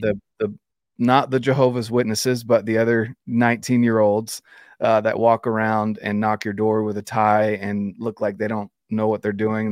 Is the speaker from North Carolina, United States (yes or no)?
yes; Fayetteville, North Carolina, United States; I was raised in North Carolina